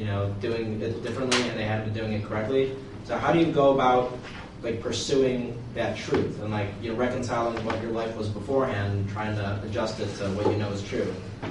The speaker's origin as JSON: {"language": "English", "town": "Cleveland", "region": "Ohio", "country": "United States", "said": "from Cleveland."}